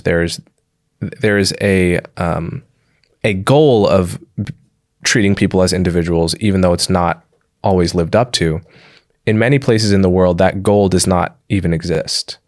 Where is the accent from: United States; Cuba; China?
United States; Livingston, New Jersey; I grew up in and around New York City